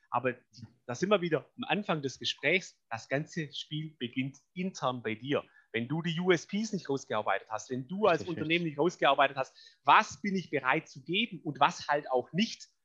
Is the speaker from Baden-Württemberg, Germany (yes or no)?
yes; Baden-Württemberg, Germany; Ich bin Schwabe, ich bin faul, das soll heißen.